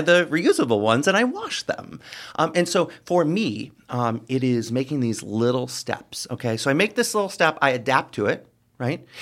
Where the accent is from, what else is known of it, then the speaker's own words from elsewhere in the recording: Rockford, Illinois, United States; moved away as an adult; now in Quad Cities, United States; my hometown of Rockford, Illinois